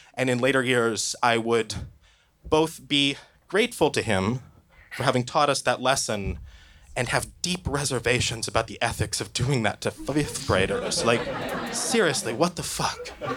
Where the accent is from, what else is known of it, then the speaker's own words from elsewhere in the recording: Oregon, United States; I grew up in Oregon